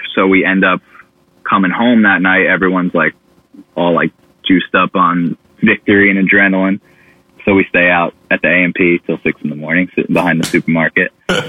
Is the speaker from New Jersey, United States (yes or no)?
yes; Bayonne, New Jersey, United States; So the craziest thing about growing up in Bayonne was Nick Murata.